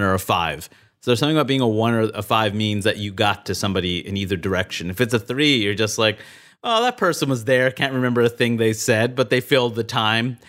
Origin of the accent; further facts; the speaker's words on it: New York City, New York, United States; moved away as an adult; also born or lived in Maine; I grew up in Queens, New York